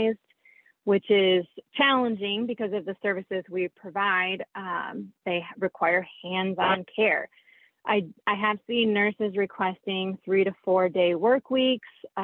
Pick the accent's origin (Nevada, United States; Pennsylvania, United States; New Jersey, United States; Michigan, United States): Michigan, United States; also born or lived in Nebraska; now in New Lenox, United States; I grew up in Michigan